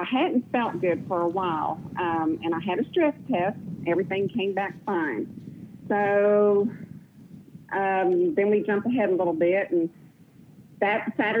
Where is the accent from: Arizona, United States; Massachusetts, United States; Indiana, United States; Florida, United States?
Florida, United States; Miami; I am not. I am originally from Florida, Miami, Florida, but we have moved around quite a bit.